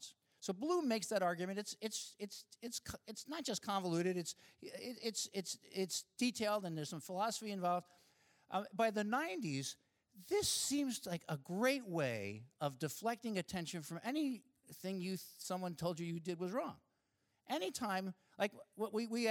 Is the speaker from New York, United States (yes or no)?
yes; Long Island, New York, United States; When I was a kid, growing up in Long Island, not so far from here